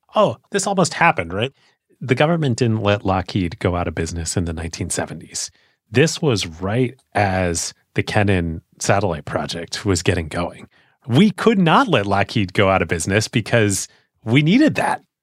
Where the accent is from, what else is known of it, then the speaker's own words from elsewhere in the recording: United States; as an American